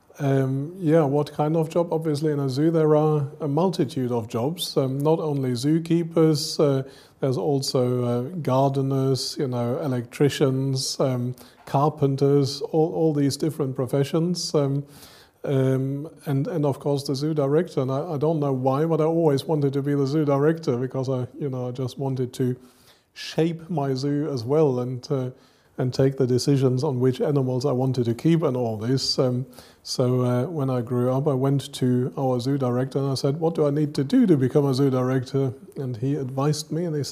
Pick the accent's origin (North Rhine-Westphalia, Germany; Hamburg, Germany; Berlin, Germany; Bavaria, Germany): North Rhine-Westphalia, Germany; Cologne; moved away as an adult; also born or lived in United Kingdom / Madagascar; now in Dublin, Ireland; And I grew up very closely to a zoo, Cologne Zoo, where I come from. I was born in Cologne